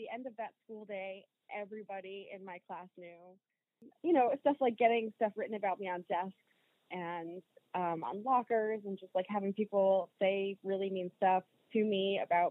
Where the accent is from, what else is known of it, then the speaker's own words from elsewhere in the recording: Rhode Island, United States; moved away as an adult; also born or lived in Brockton, Massachusetts; now in Maine, United States; I was born and raised in Rhode Island technically